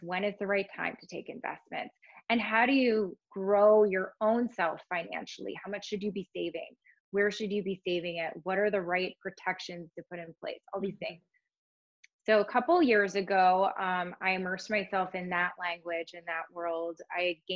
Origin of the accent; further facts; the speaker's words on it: Cleveland, Ohio, United States; moved away as an adult; also born or lived in New York City; I grew up in Cleveland, Ohio